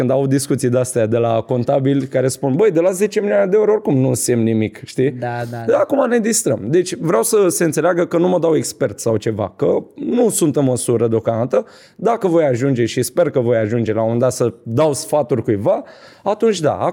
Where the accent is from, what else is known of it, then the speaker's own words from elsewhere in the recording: Bucharest, Romania; Din uh, Ferentari.